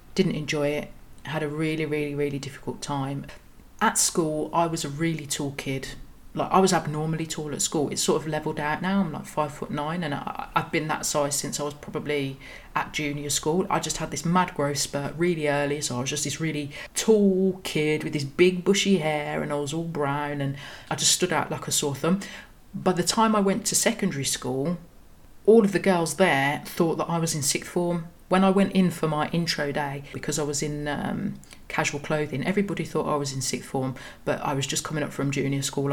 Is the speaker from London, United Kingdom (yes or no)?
no; Birmingham, West Midlands, United Kingdom; I was born in Birmingham in in the cold autumn of 1983